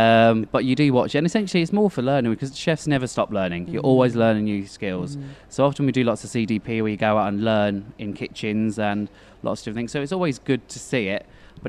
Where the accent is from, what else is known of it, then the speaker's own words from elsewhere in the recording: Norfolk, East of England, United Kingdom; moved away; I grew up in a very little village in the Norfolk area in the UK